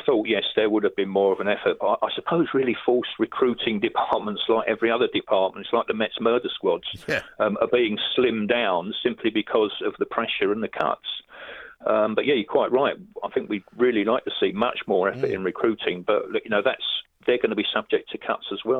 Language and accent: English; London, United Kingdom; I'm talking as a Londoner from inner city estates